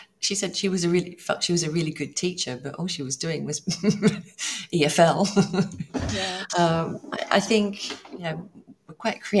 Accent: Australia; now in Italy; I'm obviously, as you know, I'm Australian.

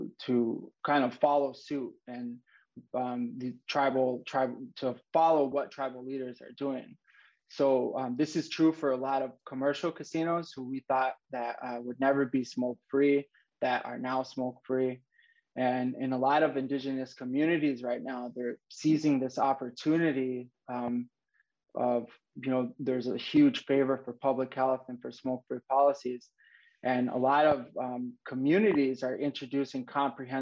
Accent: Lac du Flambeau, Wisconsin, United States; I'm from Lac du Flanville, which is a Ojibwe reservation in northern Wisconsin

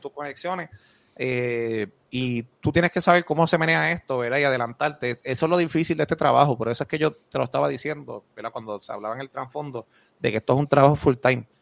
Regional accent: Moca, Puerto Rico; also born or lived in United States; Yo soy de Moca

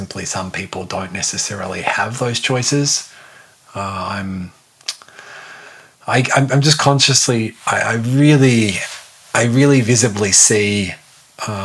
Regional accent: Australia; I'm Australian

